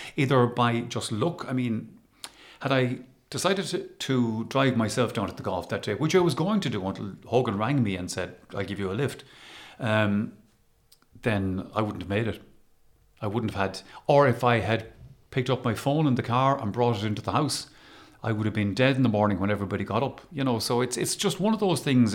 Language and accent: English; Galway, Connacht, Ireland; also born or lived in Waterford; I grew up in Galway. And, and I would identify with being a Galway person